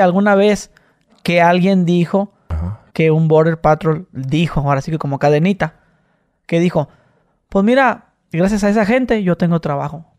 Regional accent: Mexicali, Baja California, Mexico; yo que soy de Mexicali

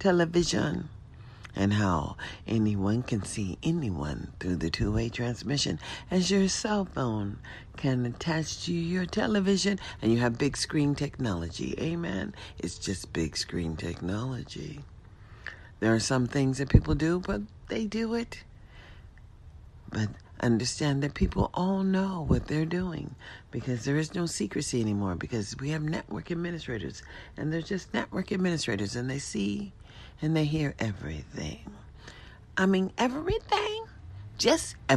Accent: United States; we are all American citizens

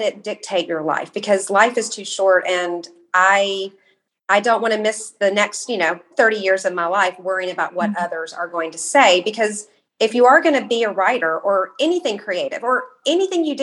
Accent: Kentucky, United States; I'm from Kentucky

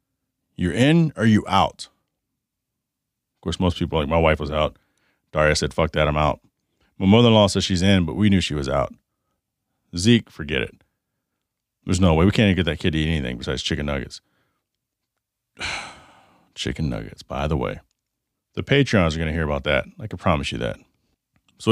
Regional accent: the South, United States; So it reminds me of chiggers, the sand fleas growing up in the South near, you know, Oklahoma and Texas and stuff like that.

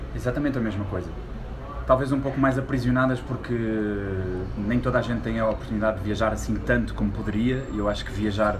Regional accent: Portugal; quando eu nasci havia miséria em Portugal há 30 anos

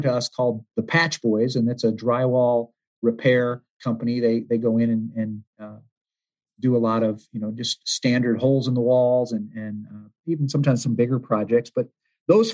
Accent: United States; also born or lived in Hawaii / Southern California / Arizona; now in Ann Arbor, United States; I'm really a West Coast guy growing up. I was born in Hawaii and raised in Southern California and Arizona, but I've been moving Northeast ever since.

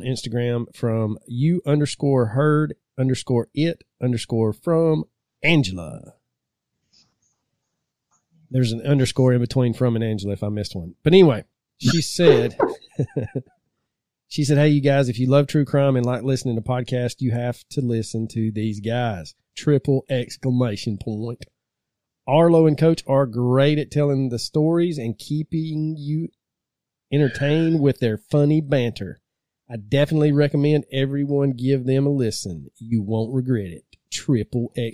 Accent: the South, United States; growing up in the South

